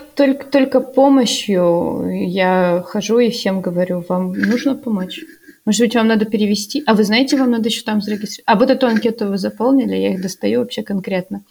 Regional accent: Russia; moved away as an adult; also born or lived in Kazakhstan; now in Germany; я из России

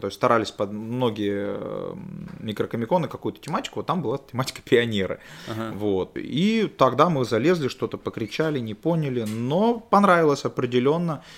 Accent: Naryan-Mar, Nenets Autonomous Okrug, Russia; accent: northern; now in Saint Petersburg, Russia; я из Ненецкого автономного округа, угу. город Наринмар

